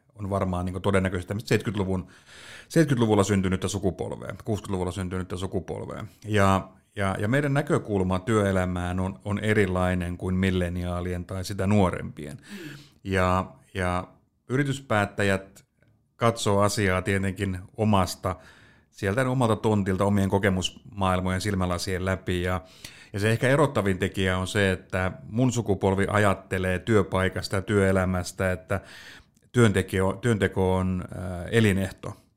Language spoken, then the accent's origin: Finnish; Pöytyä, Southwest Finland, Finland; mähän on siis maalta kotoisin Pöytyältä